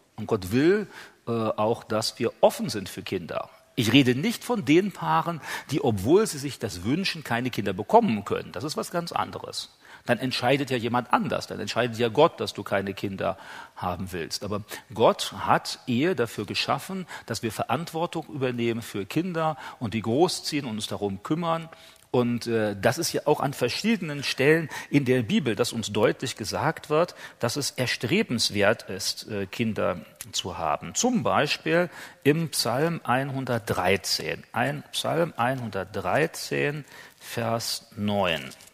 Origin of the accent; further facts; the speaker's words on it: Germany; bei uns in Deutschland